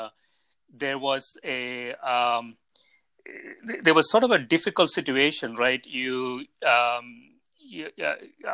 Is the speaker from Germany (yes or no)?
no; India; moved away; growing up in India